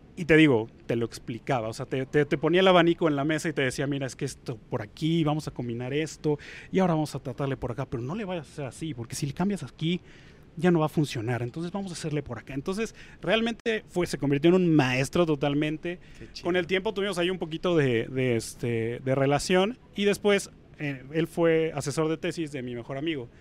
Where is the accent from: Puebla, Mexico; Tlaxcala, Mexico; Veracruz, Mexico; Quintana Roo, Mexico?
Puebla, Mexico; yo soy de Puebla